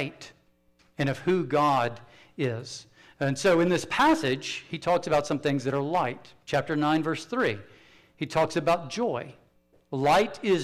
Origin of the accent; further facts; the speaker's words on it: South Carolina, United States; I'm from South Carolina.